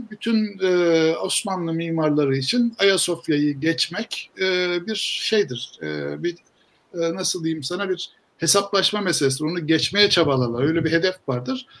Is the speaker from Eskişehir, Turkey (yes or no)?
no; Istanbul, Turkey; ben İstanbulluyum